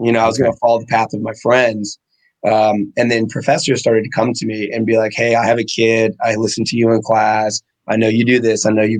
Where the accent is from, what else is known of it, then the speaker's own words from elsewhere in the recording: Gunner, Texas, United States; also born or lived in Abilene, Texas; So I was an Air Force brat. I was born in Texas, actually born in Abilene. I was an Air Force brat until I was 13. Okay. And then we settled in a town called Gunner, Texas.